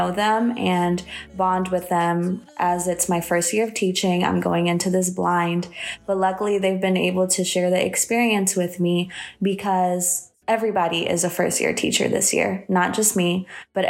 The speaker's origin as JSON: {"language": "English", "town": "Matamoros", "region": "Tamaulipas", "country": "Mexico", "tie": "born or raised there", "moved": "yes", "lives_now": "Indianapolis, United States", "said": "I was born in Matamoros, Mexico"}